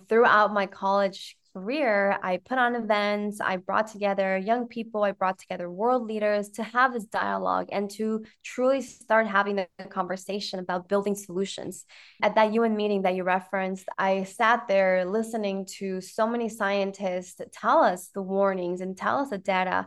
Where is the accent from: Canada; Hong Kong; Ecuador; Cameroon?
Ecuador; I grew up in Ecuador.